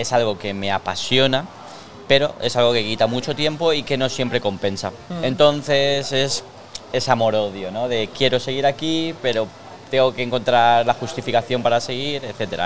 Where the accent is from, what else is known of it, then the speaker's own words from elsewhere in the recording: Elche, Valencian Community, Spain; Nací aquí en Elche